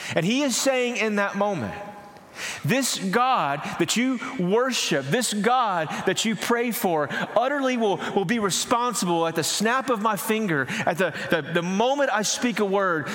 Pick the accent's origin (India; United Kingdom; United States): United States; East Texas; I grew up in East Texas where we didn't have clear lakes